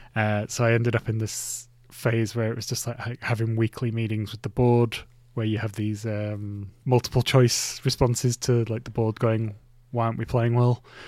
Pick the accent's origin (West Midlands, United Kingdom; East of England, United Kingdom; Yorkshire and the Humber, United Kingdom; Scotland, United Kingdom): Yorkshire and the Humber, United Kingdom; Bradford; my hometown city, uh, Bradford City